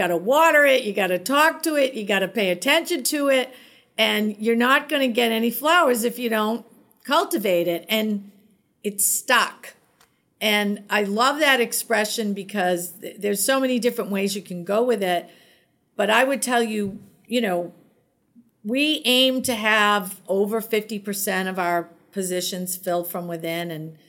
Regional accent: Boston, Massachusetts, United States; I love Boston. I am a Bostonian through and through.

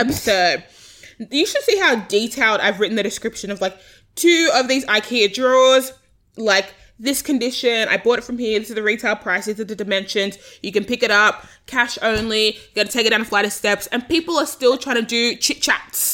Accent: Australia; I'm Australian

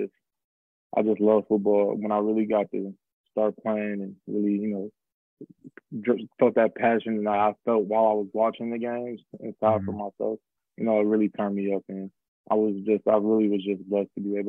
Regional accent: Philadelphia, Pennsylvania, United States; I was born and raised in Philadelphia. I spent 8 years in Philadelphia

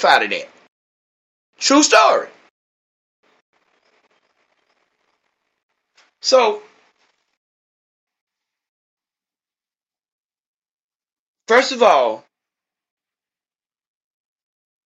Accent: Georgia, United States; now in Austin, United States; Now I'm from Georgia, but I live in Texas now

